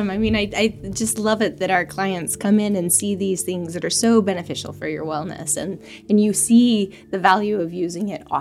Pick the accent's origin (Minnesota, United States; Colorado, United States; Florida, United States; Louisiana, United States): Florida, United States; moved away; I'm from Florida.